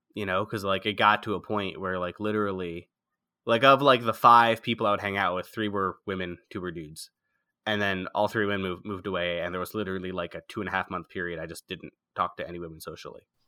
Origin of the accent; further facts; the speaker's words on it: outside of Philadelphia, Pennsylvania, United States; moved away; also born or lived in France; I was born in France, but then I grew up outside of Philadelphia